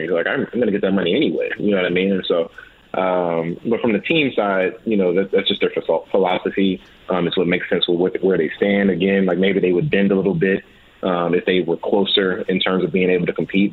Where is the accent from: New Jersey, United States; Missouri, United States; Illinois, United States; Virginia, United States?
Missouri, United States; St. Louis; now in Las Vegas, United States; I'm from St. Louis, man.